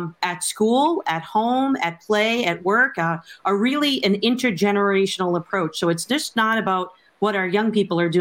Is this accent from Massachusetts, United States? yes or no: yes; Boston, Massachusetts, United States; moved away as an adult; now in Connecticut, United States; I tell people I'm from Boston, which is the truth. I am from Boston